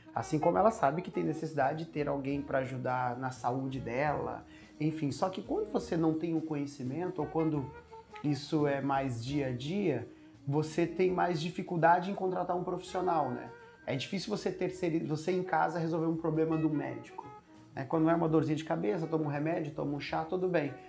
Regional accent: interior of Goiás, Brazil; also born or lived in São Paulo; Eu nasci em São Paulo, mas fui cresci no interior de Goiás

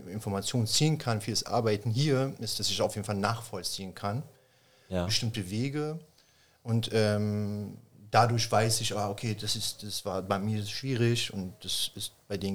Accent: Germany; Flüchtlingscamp oder Refugee Camp oder also Landenheim, wie es damals hieß, äh, groß geworden bin.

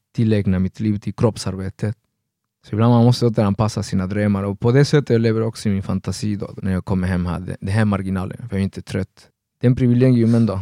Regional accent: Argentina; moved away as an adult; now in Sweden; jag växte upp i Argentina

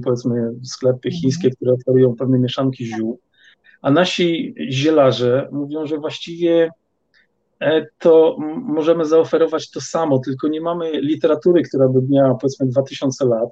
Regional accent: Poland; ja pochodzę z Polski i e, mm, wychowałem się właściwie w rodzinie, która każdy weekend spędzała

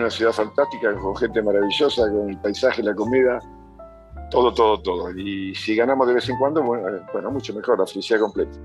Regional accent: Argentina; en mi país hay dos países completamente distintos

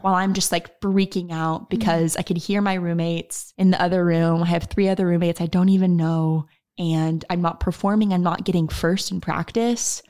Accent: Oklahoma, United States; also born or lived in Texas; I am from Oklahoma. So I was born and raised in Oklahoma. I'm still here in Oklahoma.

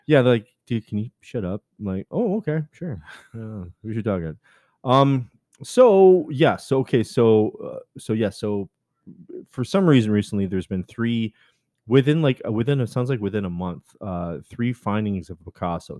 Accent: Canada; I'm Canadian

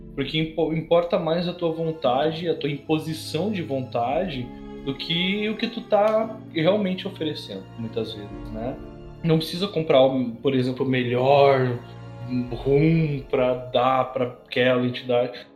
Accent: Brazil

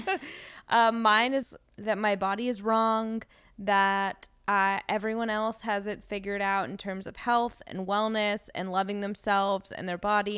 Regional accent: Los Angeles, California, United States; growing up in Los Angeles

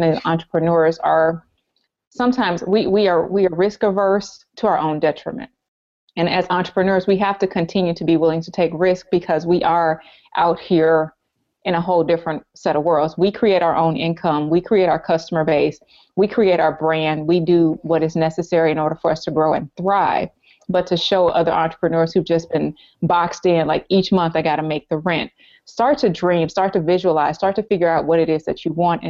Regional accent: the South, United States; Growing up in the South

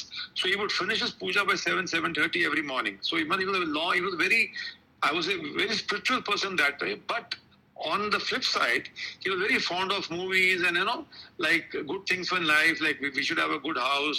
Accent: New Delhi, Delhi, India; I was born in Lodhi Road, New Delhi, in December 54.

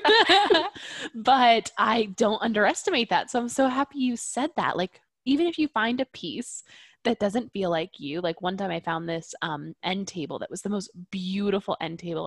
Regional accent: Catskills, New York, United States; moved away; we're from the Catskills area in New York.

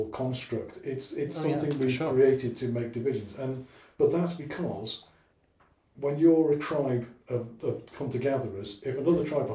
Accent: Wales, United Kingdom; I'm Welsh by origin, you know. I was 16 before I met my first person of any colour whatsoever, other than white, well, translucent blue, because I was Welsh

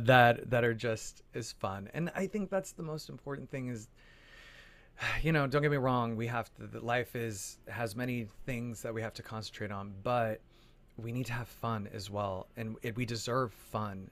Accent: Phoenix, Arizona, United States; moved away; also born or lived in New York; I'm originally from Arizona, from Phoenix, Arizona

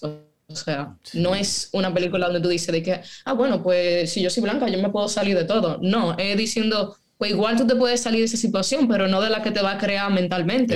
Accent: Dominican Republic; yo nací en República Dominicana

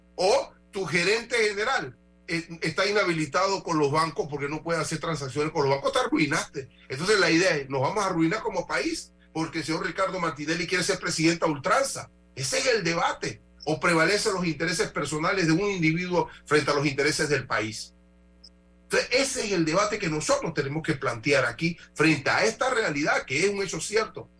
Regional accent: Panama; me afecta a mí como panameño

